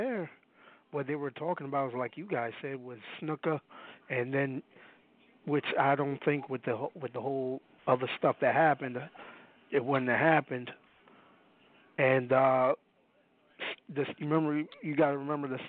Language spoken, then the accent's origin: English; New York City, New York, United States; I'm from Brooklyn